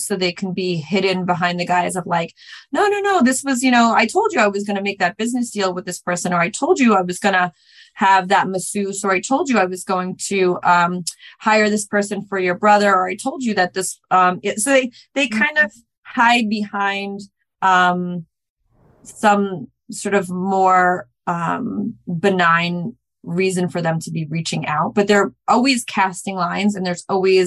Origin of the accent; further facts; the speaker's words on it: New York, United States; I grew up in New York